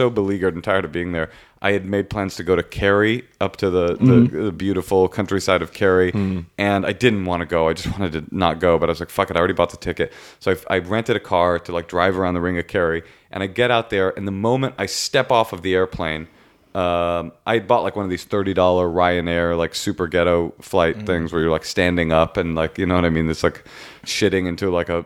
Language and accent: English; United States; I'm from America